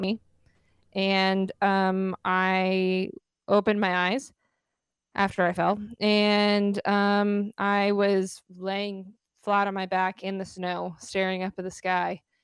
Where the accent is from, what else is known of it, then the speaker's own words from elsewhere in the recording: Arizona, United States; born and raised in Arizona